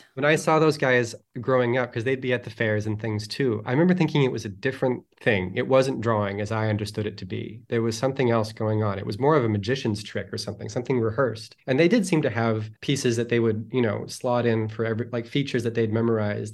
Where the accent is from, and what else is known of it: Toronto, Ontario, Canada; born or raised there; also born or lived in Winnipeg, Manitoba; now in Los Angeles, United States